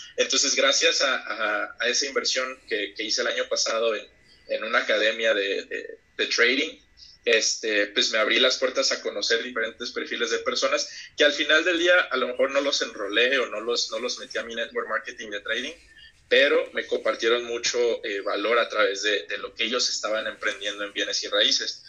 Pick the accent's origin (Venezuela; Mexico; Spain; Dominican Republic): Mexico; Huatulco, Oaxaca; moved away as an adult; also born or lived in Mexico City; yo soy de, de Bahías de Huatulco, de la costa. Eh, realmente pues soy originario de la Ciudad de México, pero pues, crecí ahí, viví ahí prácticamente mi, mi adolescencia, toda, toda mi vida hasta los 18 más o menos